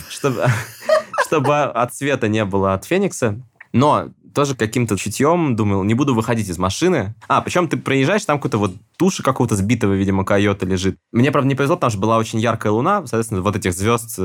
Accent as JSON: {"language": "Russian", "country": "Russia", "said": "я из России."}